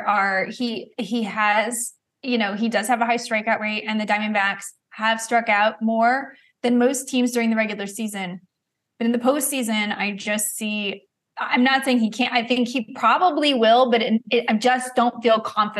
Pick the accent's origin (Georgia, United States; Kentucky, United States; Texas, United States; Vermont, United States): Texas, United States; Dallas; I grew up rooting for the Texas Rangers. I went to Rangers games, like, all the time. I'm from Dallas.